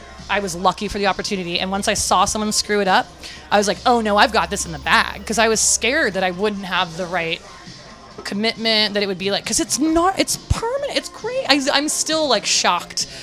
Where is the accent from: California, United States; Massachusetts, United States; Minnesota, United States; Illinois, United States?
California, United States; San Francisco; growing up in North Beach, there was Goldfields and there was Lyle Tuttle's